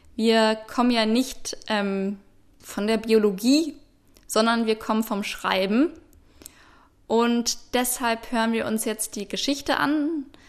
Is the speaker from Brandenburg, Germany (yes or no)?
yes; Potsdam, Brandenburg, Germany; Ich wurde äh, in Potsdam geboren, 1995